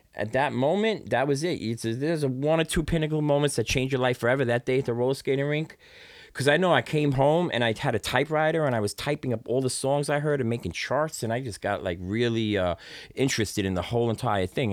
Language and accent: English; New York City, New York, United States; I come from an area in Brooklyn, um, that my parents moved to Flatbush